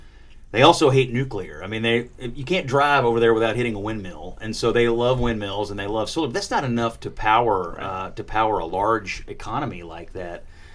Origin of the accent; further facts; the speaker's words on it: Kentucky, United States; And he was like, where are you from? I was like, Kentucky.